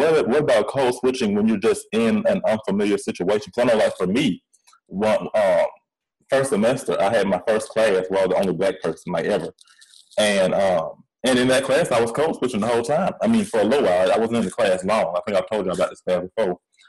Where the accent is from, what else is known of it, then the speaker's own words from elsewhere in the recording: Atlanta, Georgia, United States; accent: country; also born or lived in Louisiana; I lived in Louisiana for a good chunk of time, especially when I was younger, even though I am from Atlanta.